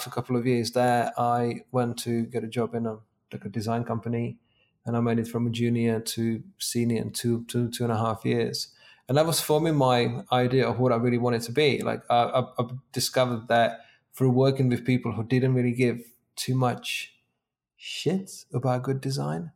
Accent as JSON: {"language": "English", "country": "Czechia", "moved": "as an adult", "lives_now": "England, United Kingdom", "said": "in my early 20s, I moved to England from Czech Republic"}